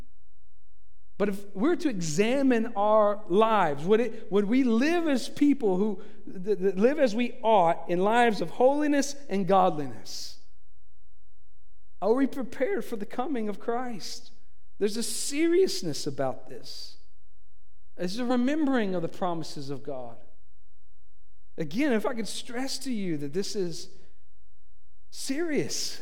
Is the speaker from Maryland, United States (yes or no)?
no; Tennessee, United States; now in Florida, United States; I'm from Tennessee